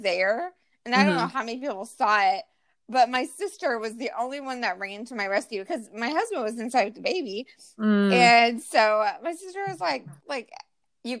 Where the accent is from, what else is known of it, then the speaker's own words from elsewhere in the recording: California, United States; we're from California